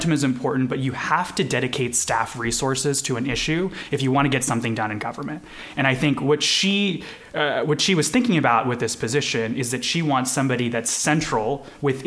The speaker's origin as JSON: {"language": "English", "region": "Kansas", "country": "United States", "tie": "born or raised there", "also_born_or_lived": "India", "said": "my family made Kansas home in the early 2000s from India. So I was born in India. And so, you know, I grew up here"}